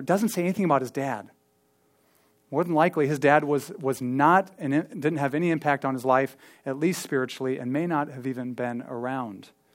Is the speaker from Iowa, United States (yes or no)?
yes; Ankeny, Iowa, United States; I grew up here in Ankeny. I mean, I lived here since I was eight or, or seven, I think